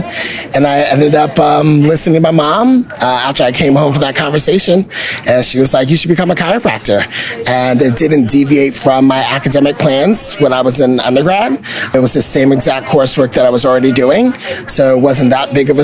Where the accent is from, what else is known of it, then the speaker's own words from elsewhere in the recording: Bowie, Maryland, United States; also born or lived in Sacramento; I'm originally from Bowie.